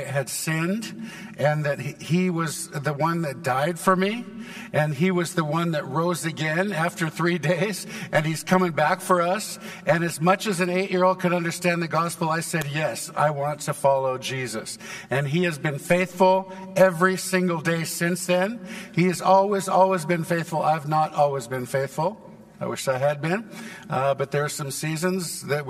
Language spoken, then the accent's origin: English; Santa Barbara, California, United States; now in Texas, United States; I was born in Santa Barbara, California, and I never knew my dad, and my mom died when I was 5, left my 2 sisters and me